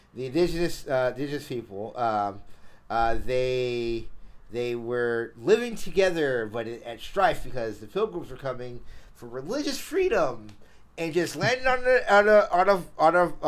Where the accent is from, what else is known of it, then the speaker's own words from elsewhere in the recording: Florida, United States; we're both from the South, right? Like, you're from Georgia, I'm from Florida.